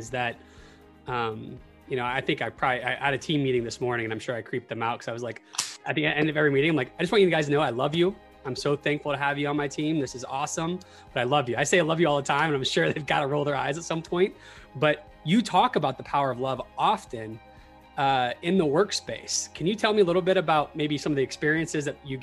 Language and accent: English; Tallahassee, Florida, United States; I grew up in Tallahassee